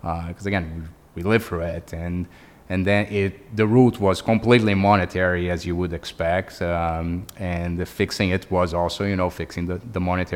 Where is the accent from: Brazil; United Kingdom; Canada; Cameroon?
Brazil; English is a second language; moved away as an adult; now in United States; I'm Brazilian, as I said. I grew up in Brazil, and then I came to the U.S.